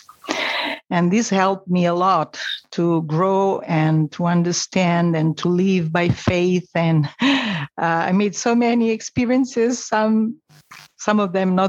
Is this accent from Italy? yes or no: yes; Rome, Lazio, Italy; I was born in Rome and I was raised in a Catholic family